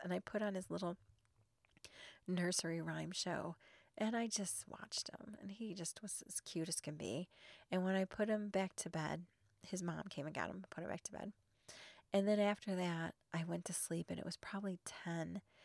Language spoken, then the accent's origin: English; Illinois, United States; now in Arizona, United States; I grew up in Illinois